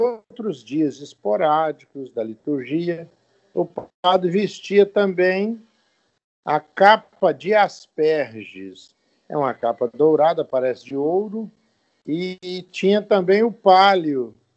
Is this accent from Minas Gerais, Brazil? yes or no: yes; Rio Pomba, Minas Gerais, Brazil; also born or lived in Governador Valadares; Eu nasci em Minas Gerais, numa cidade chamada Rio Pomba, perto de Belo Horizonte.